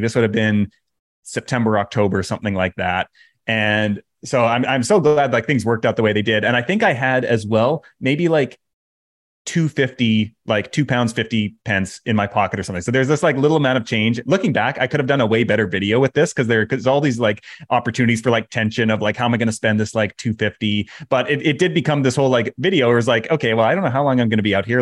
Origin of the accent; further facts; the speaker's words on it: Canada; moved away; I'm Canadian